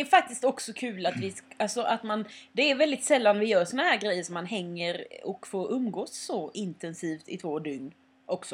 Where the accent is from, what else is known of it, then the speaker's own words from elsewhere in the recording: Småland, Sweden; moved away; när jag är hemma i Småland då mm. har det ju hänt att jag har liksom gått ut i skogen och plockat svamp med typ min syster eller min familj